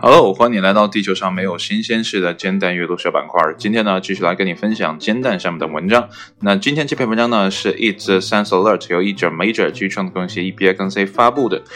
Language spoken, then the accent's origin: Chinese; China; 以我们中国人的观点来看